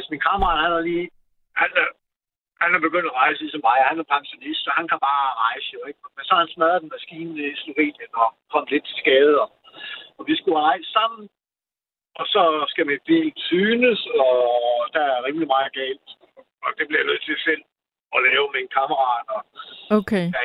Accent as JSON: {"language": "Danish", "region": "Jutland", "country": "Denmark", "tie": "born or raised there", "said": "Jeg er vokset op i Jylland og flygtede langt væk herover til sidst."}